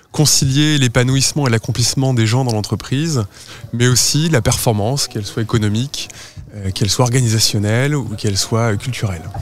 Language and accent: French; the Nord, Hauts-de-France, France; je suis originaire du Nord